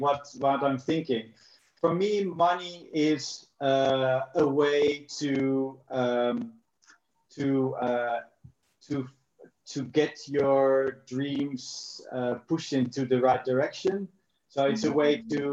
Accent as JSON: {"language": "English", "country": "Netherlands", "also_born_or_lived": "South Africa", "moved": "as an adult", "said": "I'm from the Netherlands. I've lived in South Africa for 10 years."}